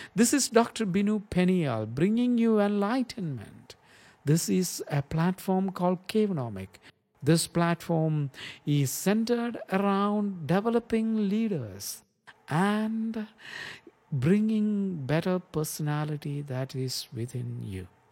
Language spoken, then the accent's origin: English; India; As a Christian growing up in the Indian context